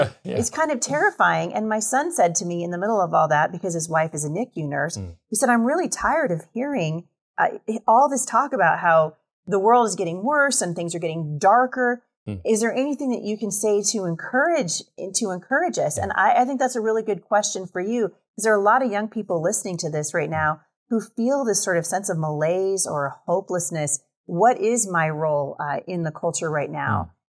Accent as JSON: {"language": "English", "region": "Washington", "country": "United States", "said": "I mean, it sounds like I'm from Washington State, where so you can sort of lump, you know, Washington and Oregon and California into sort of all the same socioeconomic"}